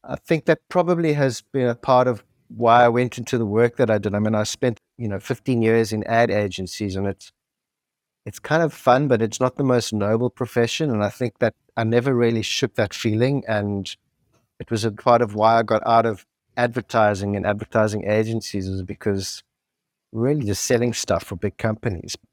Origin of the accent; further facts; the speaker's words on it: South Africa; grew up in apartheid South Africa in the seventies and eighties.